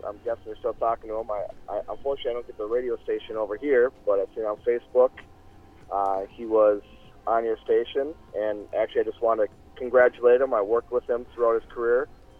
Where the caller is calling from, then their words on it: Somerset, Wisconsin, United States; calling from Somerset, Wisconsin.